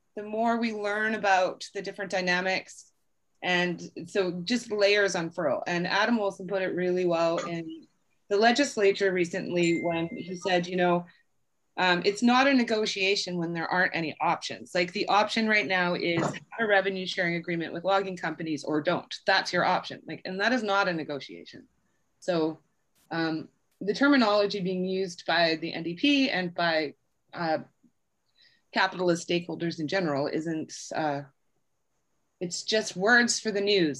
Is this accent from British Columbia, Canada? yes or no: yes; British Columbia, Canada; as British Columbians